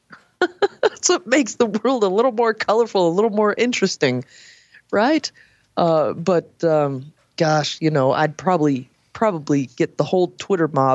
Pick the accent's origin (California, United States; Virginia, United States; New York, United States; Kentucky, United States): California, United States; I grew up in California where there's, again, all walks of life.